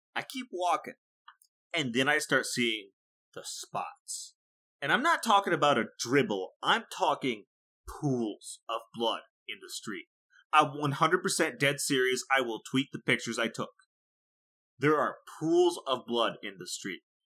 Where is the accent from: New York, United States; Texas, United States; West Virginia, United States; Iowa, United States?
Iowa, United States; born or raised there